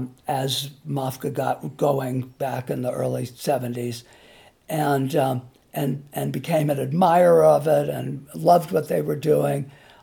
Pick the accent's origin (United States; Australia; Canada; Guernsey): United States; Massachusetts; also born or lived in California; Well, I grew up partly in Massachusetts and partly in California.